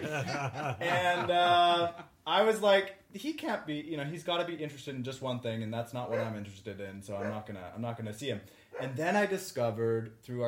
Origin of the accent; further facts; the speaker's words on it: Canada; moved away; I'm Canadian, I lived on the other side of the border. I was living in Canada